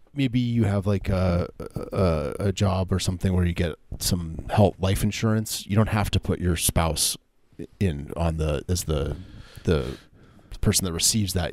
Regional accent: Kirkland, Washington, United States; where I grew up in Kirkland, Washington

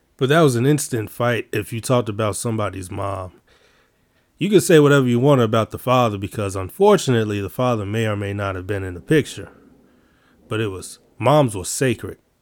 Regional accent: Chicago, Illinois, United States; I'm from Chicago.

